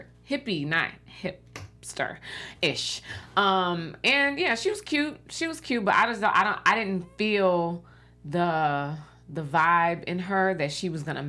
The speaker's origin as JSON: {"language": "English", "town": "Chicago", "region": "Illinois", "country": "United States", "said": "I'm from Chicago too."}